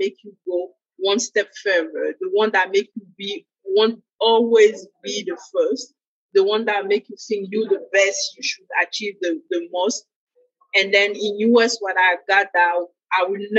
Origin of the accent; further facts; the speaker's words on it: Côte d’Ivoire; moved away; also born or lived in Senegal; I'm originally from West Africa, Côte d'Ivoire, and in Ivory Coast, the culture is the way good humor is something normal.